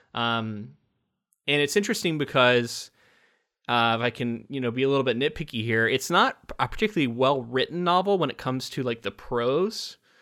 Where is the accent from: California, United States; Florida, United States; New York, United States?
Florida, United States; Space Coast of; growing up on the Space Coast of Florida